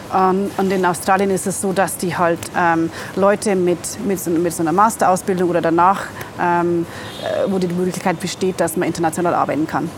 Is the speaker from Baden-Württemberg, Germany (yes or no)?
no; near Regensburg, Bavaria, Germany; moved away as an adult; now in Dakar, Senegal; Ursprünglich bin ich aus Bayern, bei Regensburg.